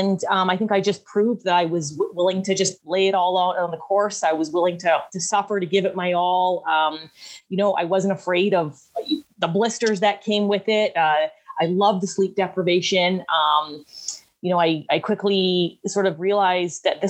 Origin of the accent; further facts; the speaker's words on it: Vancouver Island, British Columbia, Canada; also born or lived in Squamish, British Columbia; I am hailing from Vancouver Island, the coast of British Columbia. So, I'm born and raised here